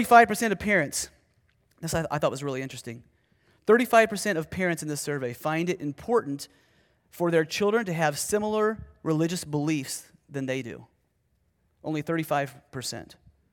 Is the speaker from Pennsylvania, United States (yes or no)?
no; Ohio, United States; I was preaching at the church that I grew up in Ohio